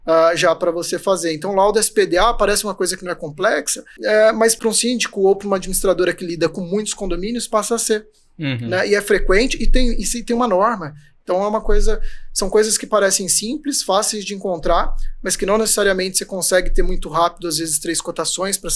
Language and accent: Portuguese; Cuiabá, Mato Grosso, Brazil; moved away as an adult; also born or lived in Fortaleza; eu sou nascido em Cuiabá, Mato Grosso.